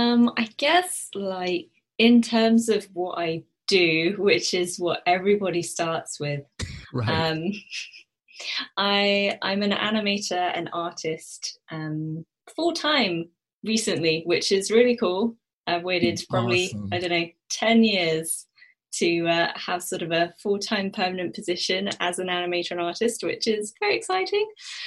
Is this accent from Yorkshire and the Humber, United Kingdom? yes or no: no; South East England, United Kingdom; I'm British. I'm from the southeast of England. If you couldn't already tell by my accent.